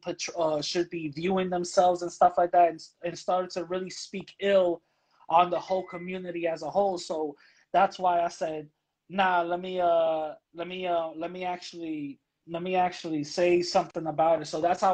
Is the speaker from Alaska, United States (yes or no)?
no; New York City, New York, United States; I grew up in the Bronx, born and raised. My upbringing, basically, I grew up in the church, you know. My mom, a Pentecostal